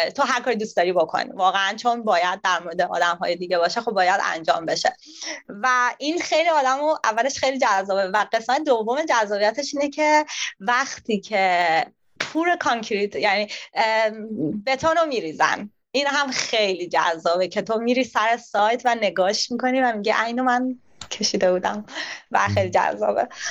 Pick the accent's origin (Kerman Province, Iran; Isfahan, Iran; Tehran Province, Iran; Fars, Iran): Tehran Province, Iran; Tehran; moved away as an adult; also born or lived in Sydney, Australia; now in Australia; من از تهران میام